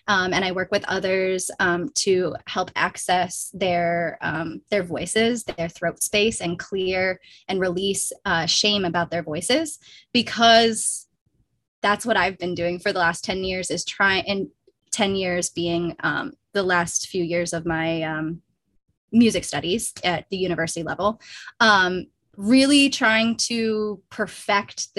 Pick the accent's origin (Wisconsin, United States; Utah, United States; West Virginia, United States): Wisconsin, United States; southwestern; moved away; I did grow up in a small rural town of 5,000 people in southwestern Wisconsin on Ho-Chunk Nation lands